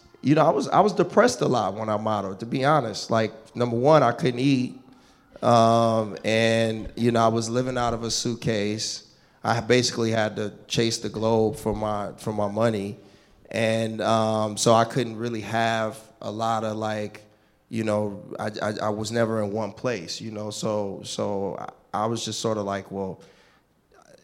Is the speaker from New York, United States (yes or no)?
no; Richmond, California, United States; I grew up in the Bay Area, a place called Richmond, California